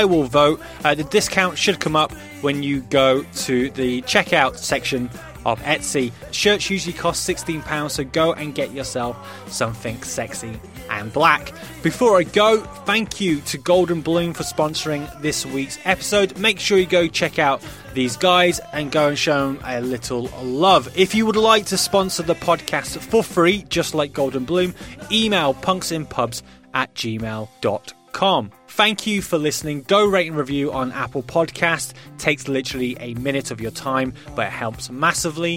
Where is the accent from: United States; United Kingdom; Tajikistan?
United Kingdom; as a Brit